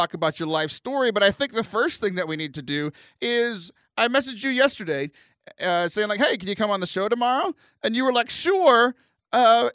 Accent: Gulf Coast, United States; I grew up right on the Gulf

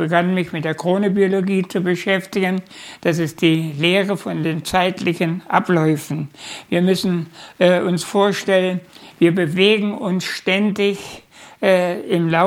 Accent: Unstrut valley, near Nebra, Saxony-Anhalt, Germany; geboren bin ich äh, im Unstrutal, Wolmerstedt heißt der Ort. Das ist in der Nähe von Nebra, wo diese Himmelscheibe gefunden wurde

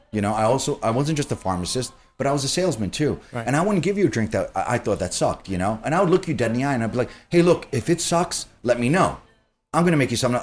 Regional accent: New York City, New York, United States; I grew up in Queens

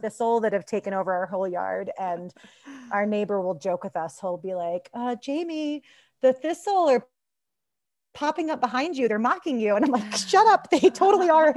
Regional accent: Kentucky, United States; moved away as an adult; also born or lived in Boulder, Colorado / Denver, Colorado; now in Golden, United States; I grew up in Kentucky

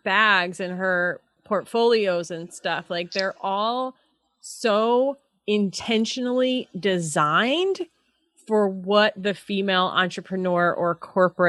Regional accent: New York, United States; moved away as an adult; now in California, United States; I'm originally from New York

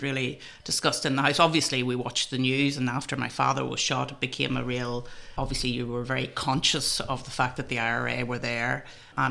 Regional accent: Enniskillen, Northern Ireland, United Kingdom; I was born in Enniskillen and I lived in a very rural part of County Fermanagh.

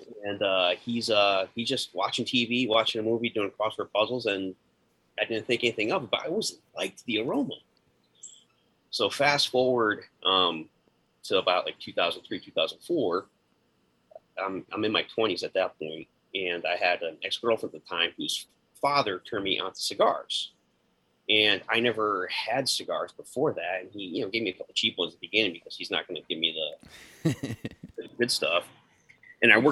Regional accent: Central Connecticut, United States; now in Georgia, United States; I grew up in Central Connecticut and moved down to Georgia at the turn of the millennium

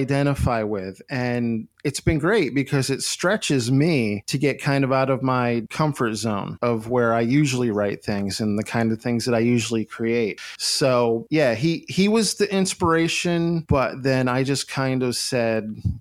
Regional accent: Gainesville, Florida, United States; also born or lived in Endicott, New York / Rochester, New York; when I was 10, we moved to Gainesville, Florida. So I'm pretty much a Gainesville, Florida kid

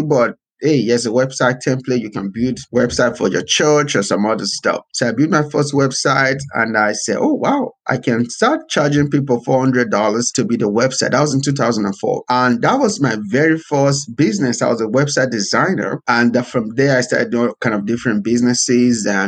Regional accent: Nigeria; now in United States; I was born in Nigeria, so I was born to kind of a middle class family

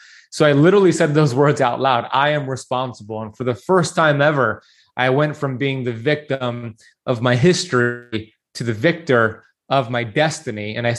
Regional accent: Miami Beach, Florida, United States; So I grew up here in Miami Beach, Florida, born and raised

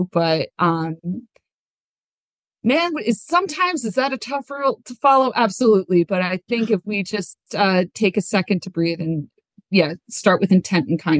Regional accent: New Jersey, United States; I'm from New Jersey. That's my native tongue.

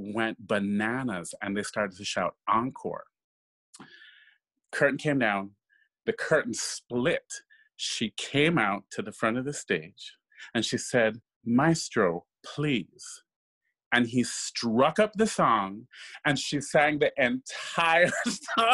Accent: Kingston, Jamaica; moved away; I grew up in Kingston, Jamaica.

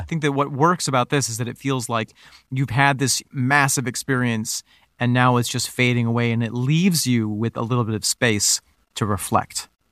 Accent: Finger Lakes area, New York, United States; the area that we grew up in, Nick, we have the Amish

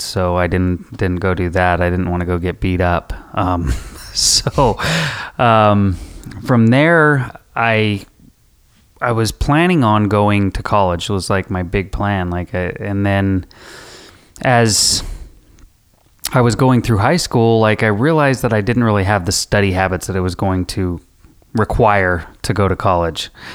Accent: Rock Springs, Wyoming, United States; I grew up in Rock Springs, Wyoming.

